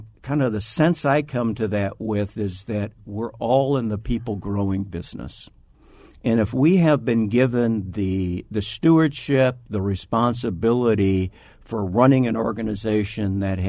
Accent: Iowa, United States; Like a lot of people in Arizona, I came from Iowa. Midwestern stock.

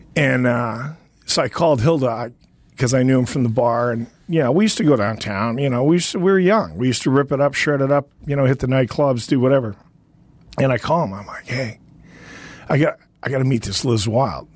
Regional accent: Northern Canada, Canada; I grew up in a small town in Northern Canada

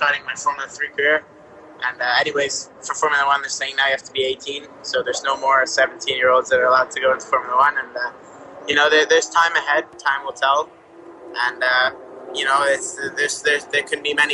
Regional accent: Quebec, Canada; I'm from Quebec, Canada

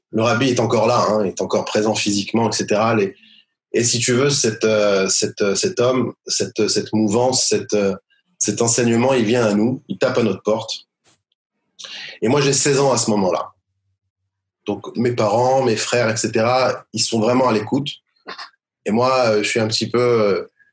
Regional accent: Sarcelles, Île-de-France, France; now in Beit Shemesh, Israel; Sarcelles, euh, à côté de Paris, une, une fameuse, fameuse ville

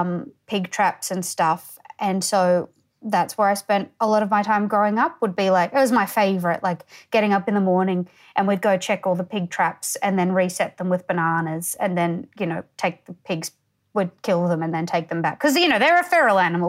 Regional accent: Townsville, Queensland, Australia; also born or lived in Tully, Queensland; I'm from Townsville

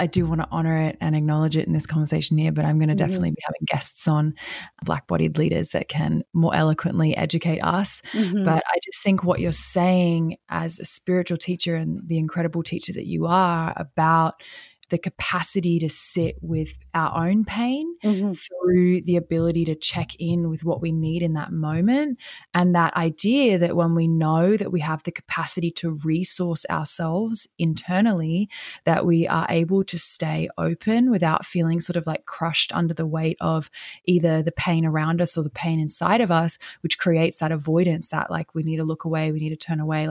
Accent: Australia; moved away; also born or lived in Brazil; I'm from Australia

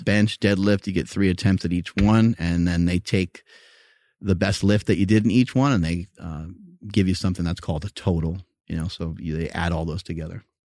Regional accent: New York, United States; I grew up in New York

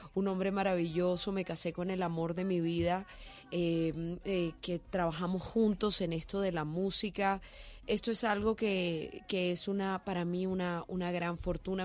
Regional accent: Barranquilla, Atlántico, Colombia; nosotros somos de Barranquilla

